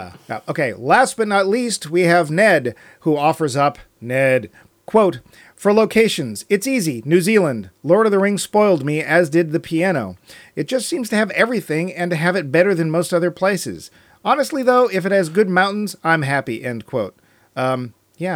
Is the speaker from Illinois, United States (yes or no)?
no; Waltham, Massachusetts, United States; now in Los Angeles, United States; I loved seeing my hometown of Boston, or more specifically, Waltham. Mermaids, anyone? On the other hand, being a Los Angeles resident